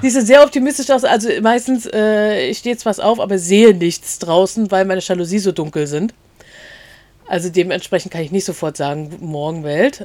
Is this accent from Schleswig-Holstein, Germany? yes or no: no; a village near Schwerin, Mecklenburg-Vorpommern, Germany; now in Rostock, Germany; aufgewachsen auf dem Dorf. Das hatten wir schon mal gesagt, in der Nähe von Schwerin.